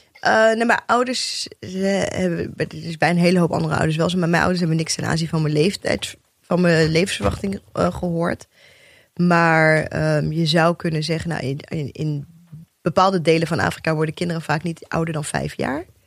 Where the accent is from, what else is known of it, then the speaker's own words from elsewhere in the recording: Rotterdam, South Holland, Netherlands; also born or lived in Bijlmer, Amsterdam; Eerste twee jaar in de Belmer gewoond. Daarna in Rotterdam opgegroeid.